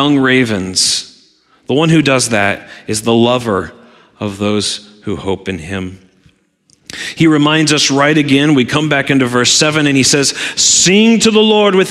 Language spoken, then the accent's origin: English; Southwest Missouri, United States; now in Michigan, United States; as a kid growing up in Southwest Missouri